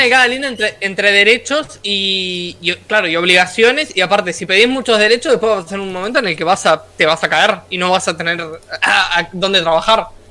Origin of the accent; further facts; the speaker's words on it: Uruguay; yo, que soy de Latinoamérica